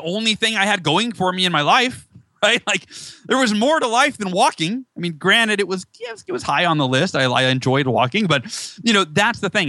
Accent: Northern California, United States; moved away as an adult; now in near San Diego, United States; I was born in SoCal, moved uh, when I was five to NorCal, and then moved back here about five years ago

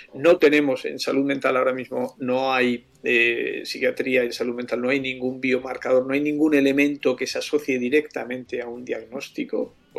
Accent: Spain

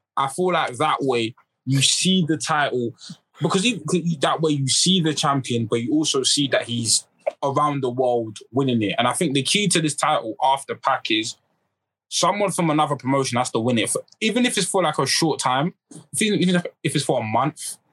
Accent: United Kingdom; us as British fans

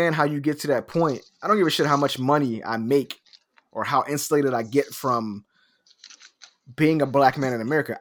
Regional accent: Philadelphia, Pennsylvania, United States; Because I'm from North Philadelphia. I'm from the hood.

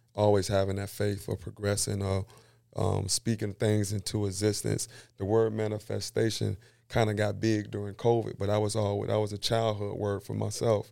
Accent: Seffner, Florida, United States; also born or lived in Carver City, Florida; born and raised, like I said, in Sefina, Florida

